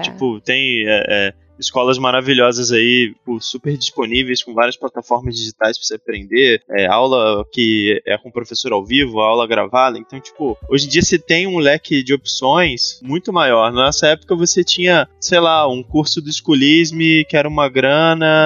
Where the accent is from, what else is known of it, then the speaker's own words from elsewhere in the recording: Rio de Janeiro, Brazil; moved away as an adult; now in São Paulo, Brazil; A gente originalmente é do Rio de Janeiro, a gente está agora situado em São Paulo há alguns anos